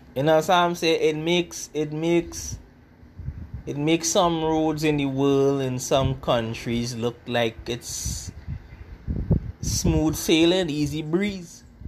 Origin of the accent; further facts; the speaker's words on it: Trinidad & Tobago; I am Afro Trinidadian